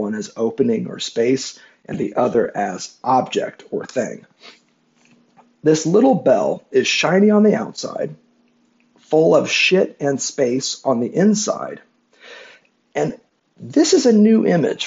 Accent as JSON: {"language": "English", "region": "Midwest", "country": "United States", "said": "I'm from the Midwest in the United States"}